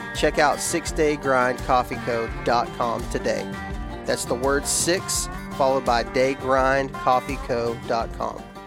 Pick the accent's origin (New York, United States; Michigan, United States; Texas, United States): Texas, United States; I'm from Texas